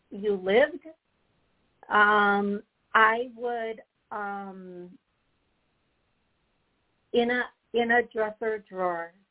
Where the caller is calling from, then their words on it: Oklahoma City, Oklahoma, United States; I'm calling from Oklahoma City.